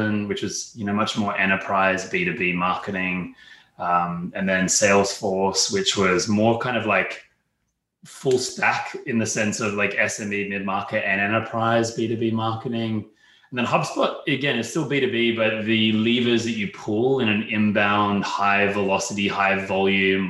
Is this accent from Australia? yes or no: yes; Australia; accent: Australian; you can probably hear from my accent, I'm Australian, born and raised there, European parents